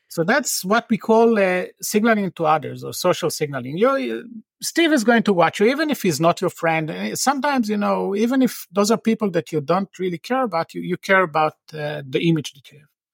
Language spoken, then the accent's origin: English; Tel Aviv, Tel Aviv District, Israel; moved away; I'm from Tel Aviv originally.